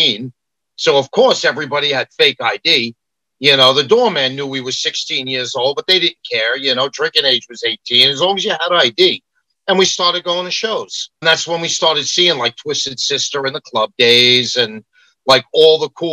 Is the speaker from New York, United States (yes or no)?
yes; New York City, New York, United States; now in Long Island, United States; I was from Queens, but then I became an implant in Long Island.